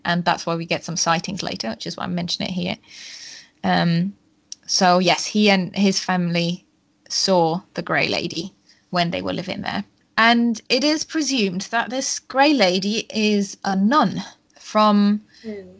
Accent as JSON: {"language": "English", "country": "Germany", "said": "I am from Germany"}